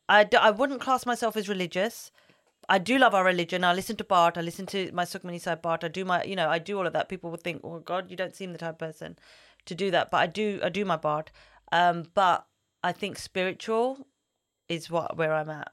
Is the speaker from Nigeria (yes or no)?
no; London, United Kingdom; I love growing up here. I don't think I could live in London forever